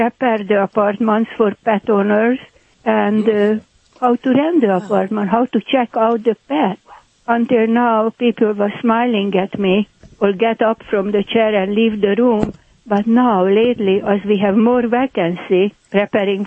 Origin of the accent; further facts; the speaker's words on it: Hungary; accent: Hungarian; moved away; My accent, by the way, is Hungarian.